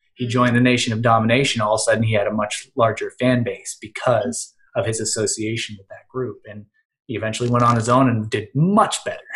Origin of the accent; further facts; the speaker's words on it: Western Pennsylvania, United States; also born or lived in Cleveland, Ohio; I am from Western Pennsylvania